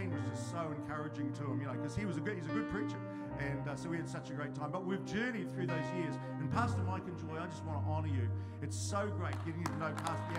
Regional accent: the South, South Island, New Zealand; I come from the South

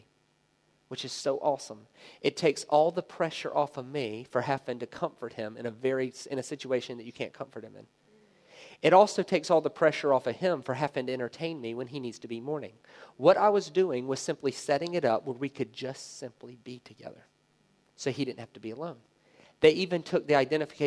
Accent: the South, United States; I grew up in the South in America.

